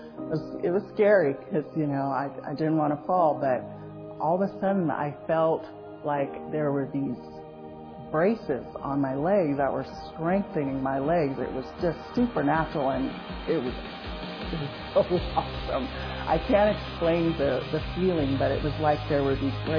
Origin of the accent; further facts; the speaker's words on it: Salem, Oregon, United States; now in Corvallis, United States; I was born in Salem, Oregon, and I'm currently living in Corvallis, Oregon.